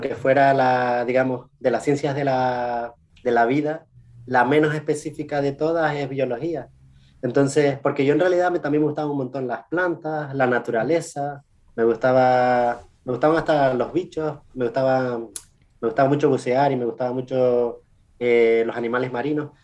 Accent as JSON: {"language": "Spanish", "region": "Canary Islands", "country": "Spain", "also_born_or_lived": "Chile / England", "first_language": "Spanish", "moved": "as an adult", "lives_now": "United States", "said": "yo soy de las Islas Canarias, unas islas pequeñitas, enfrente de Marruecos, enfrente de África, que, que, que forman parte de España."}